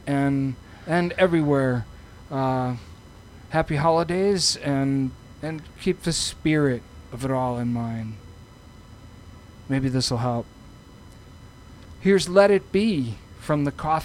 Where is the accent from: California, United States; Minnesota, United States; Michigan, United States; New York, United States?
Minnesota, United States; Austin; we're from Austin